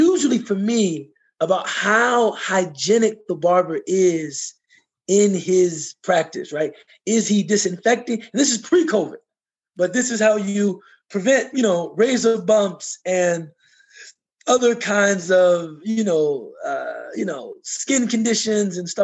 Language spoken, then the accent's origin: English; United States; I was from America